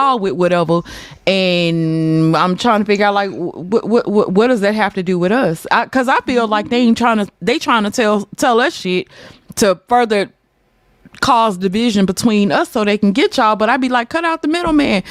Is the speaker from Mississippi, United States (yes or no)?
yes; Mississippi, United States; I'm from Mississippi.